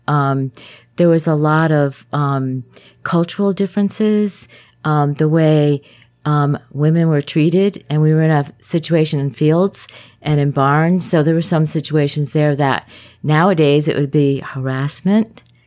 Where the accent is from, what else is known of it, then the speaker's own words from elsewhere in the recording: Glastonbury, Connecticut, United States; now in Lakeland, Florida, United States; I was raised in Glastonbury